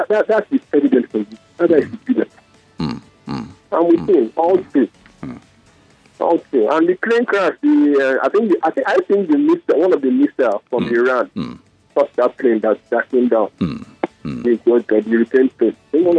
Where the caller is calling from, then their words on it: Lekki, Lagos, Nigeria; I'm calling from Lekki.